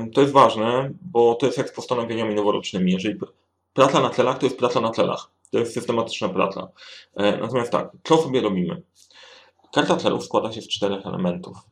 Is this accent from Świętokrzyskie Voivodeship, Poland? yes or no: yes; Sandomierz, Świętokrzyskie Voivodeship, Poland; now in Warsaw, Poland; Oryginalnie jestem z Sandomierza.